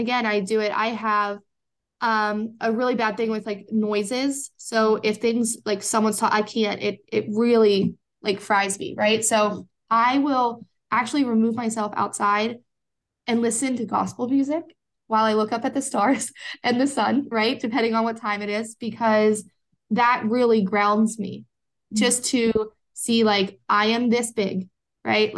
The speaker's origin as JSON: {"language": "English", "region": "Pennsylvania", "country": "United States", "said": "Pennsylvania is my home state."}